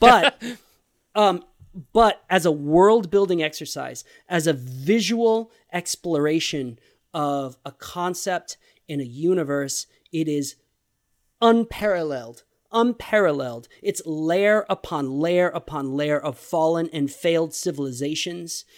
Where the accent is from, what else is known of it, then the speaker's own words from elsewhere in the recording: Texas, United States; I am a Texan